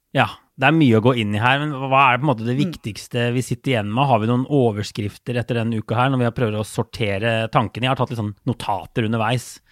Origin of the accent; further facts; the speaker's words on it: Norway; som nordmann